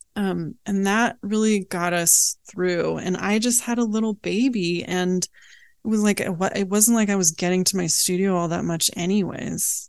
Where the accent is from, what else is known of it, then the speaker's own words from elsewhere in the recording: Oakland, California, United States; also born or lived in Berkeley, California; I was born in Oakland